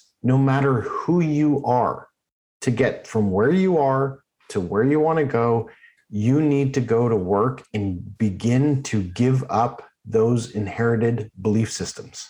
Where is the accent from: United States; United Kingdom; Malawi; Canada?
Canada; Oakville, Ontario; when I grew up in Oakville.